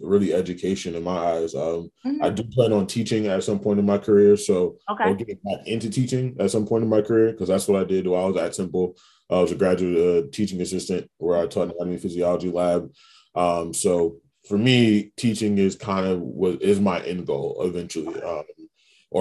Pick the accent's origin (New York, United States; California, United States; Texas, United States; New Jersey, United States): New York, United States; New York City; moved away as an adult; now in New Orleans, United States; I'm originally born and raised in Queens, New York. Spent about 25 years of my life there